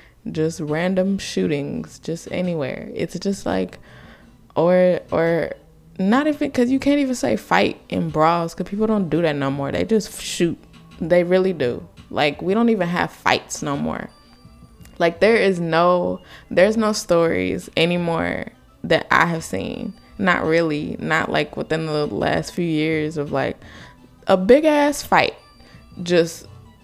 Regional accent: United States; I just live here. I was just born here

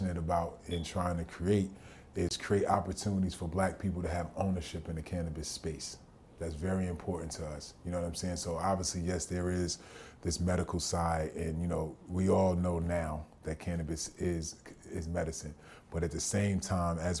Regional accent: New Jersey, United States; I grew up in New Jersey during the D.A.R.E. era

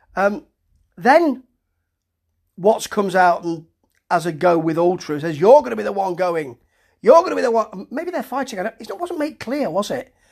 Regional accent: United Kingdom; me being a Brit

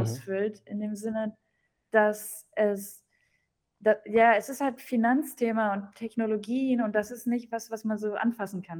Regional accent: near Dortmund, North Rhine-Westphalia, Germany; first language German; moved away; regional komme ich aus Deutschland, äh, aus Deutschland. Äh, der Nähe von Dortmund

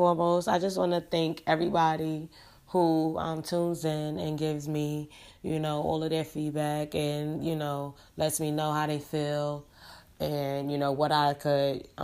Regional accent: New York City, New York, United States; also born or lived in Yonkers, New York; I was born and, raised in Brooklyn, New York, whatever. I grew up in the Fort Greene, but I was raised in a Star. That's Bed-Stuy, Brooklyn

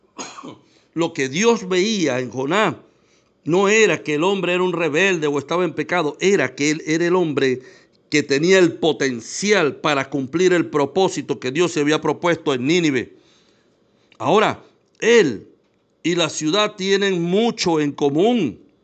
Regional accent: Venezuela

